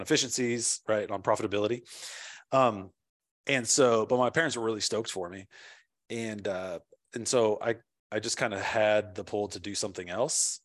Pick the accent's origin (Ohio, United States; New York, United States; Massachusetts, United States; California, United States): California, United States; also born or lived in Washington, D.C.; now in Nashville, United States; I'm originally from California.